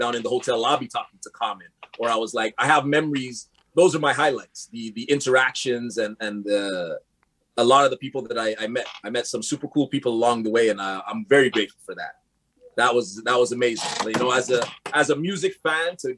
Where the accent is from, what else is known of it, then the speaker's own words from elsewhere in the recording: Montreal, Quebec, Canada; also born or lived in LaSalle, Montreal; I grew up in Park Extension. I lived in LaSalle. I'm in the West Island now